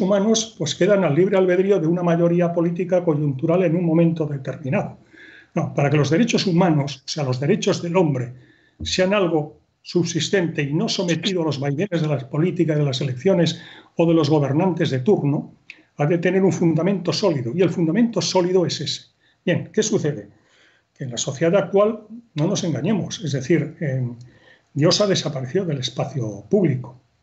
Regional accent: Spain; también como españoles

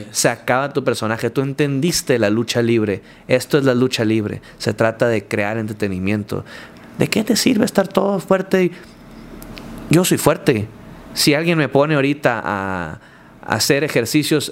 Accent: Culiacán, Sinaloa, Mexico; soy de Culiacán, soy así, mi estilo de vida es así, o hablo así, o soy así en el ring y tengo este carisma. ¿Por qué? Soy de Sinaloa

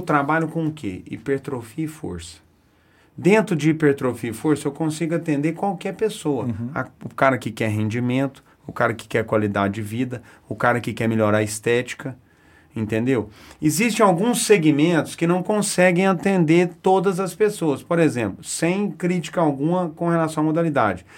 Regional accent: Araxá, Minas Gerais, Brazil; moved away as an adult; now in Uberaba, Brazil; eu sou de Araxá, né? Fui um, um adolescente, uma criança gordinha

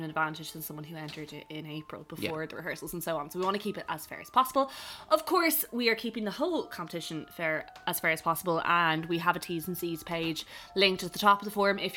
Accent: Ireland; We're from Ireland

